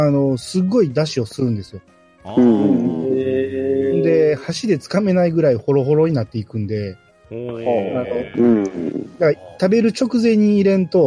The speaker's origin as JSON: {"language": "Japanese", "region": "Kansai", "country": "Japan", "said": "僕ら関西人からしたら"}